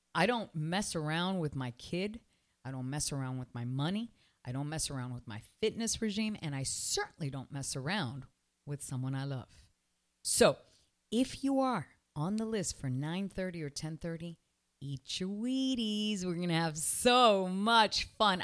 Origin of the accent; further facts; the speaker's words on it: Canada; now in Miami, United States; I'm from Canada